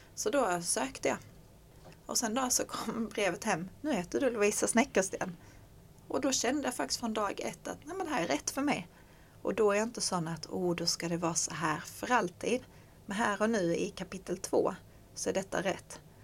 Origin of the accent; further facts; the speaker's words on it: Skåne, Sweden; som skåning